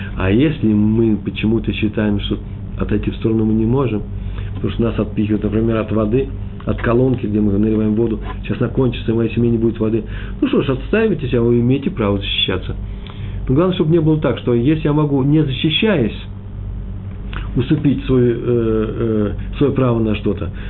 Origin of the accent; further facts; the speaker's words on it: Moscow, Russia; Я из Москвы, мои предки из Чернобыля.